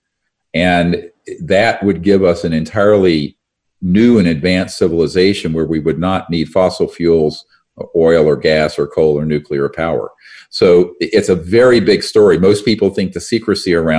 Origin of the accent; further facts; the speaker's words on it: North Carolina, United States; where I grew up in North Carolina